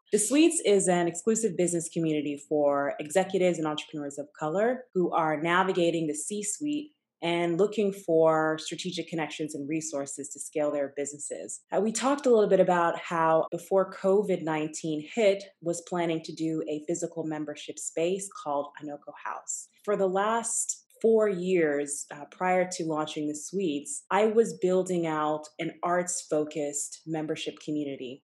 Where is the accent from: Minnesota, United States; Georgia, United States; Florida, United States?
Georgia, United States; Atlanta; moved away as an adult; also born or lived in Tulsa, Oklahoma; now in New York City, United States; I grew up in Atlanta, grew up in a Nigerian household